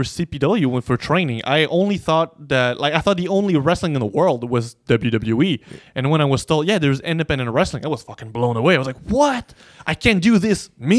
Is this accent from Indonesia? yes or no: no; Gatineau, Quebec, Canada; English is a second language; I went to just French school. I live on the Gatineau side, so we usually, Uno and I, we say we live in Ottawa, but really it's Gatineau.